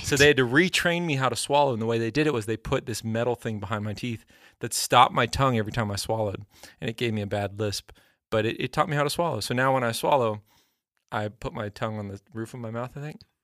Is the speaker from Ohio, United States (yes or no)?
no; Texas, United States; I grew up in Texas.